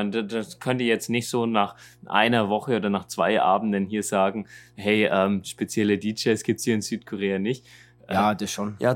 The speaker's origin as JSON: {"language": "German", "country": "Germany", "said": "von uns in Deutschland"}